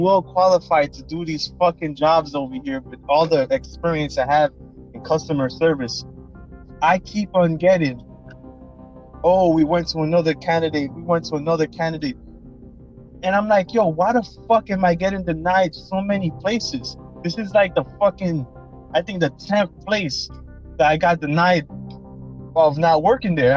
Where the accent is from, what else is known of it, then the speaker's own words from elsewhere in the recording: New Jersey, United States; We're both from Jersey